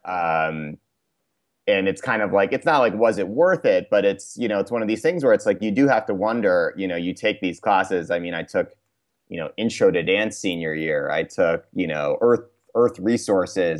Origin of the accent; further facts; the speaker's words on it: Cambridge, Massachusetts, United States; moved away as an adult; also born or lived in New York; I grew up in Cambridge, Massachusetts, uh, which is part of Boston